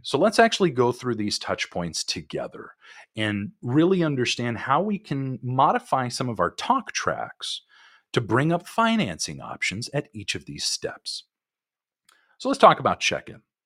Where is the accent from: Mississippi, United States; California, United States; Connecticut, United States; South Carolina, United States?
California, United States; I'm from California. I grew up here